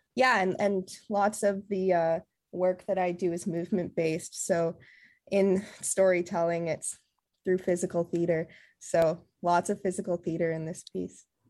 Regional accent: Burnaby, British Columbia, Canada; also born or lived in Costa Rica; I was born in Costa Rica, and I'm half Costa Rican, half German, and I was raised also in Burnaby

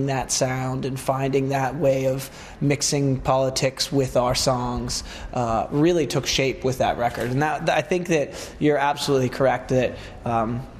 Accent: Pittsburgh, Pennsylvania, United States; That was what was happening in Pittsburgh at the time of me growing up

